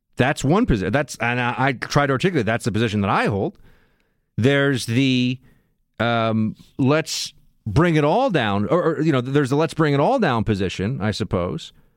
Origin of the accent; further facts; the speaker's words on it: New York, United States; I was from New York